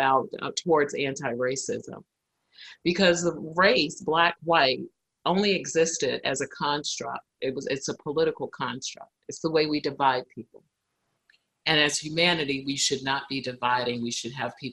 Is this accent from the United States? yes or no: yes; Brooklyn, New York, United States; because I grew up in Brooklyn